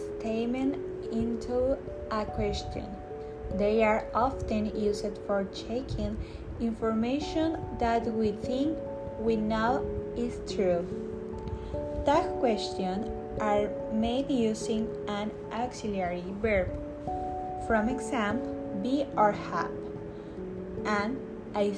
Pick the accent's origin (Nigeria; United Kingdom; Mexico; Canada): Mexico; Tampico, Tamaulipas; English is a second language; now in Tuxpan, Mexico; I'm from Tampico, Tamaulipas, but I live in Tuxpan